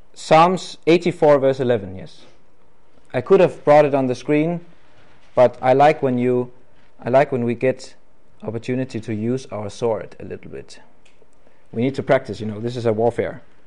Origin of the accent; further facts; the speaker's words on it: Denmark; English is a second language; I'm from Denmark, and uh, I am not a native English-speaking person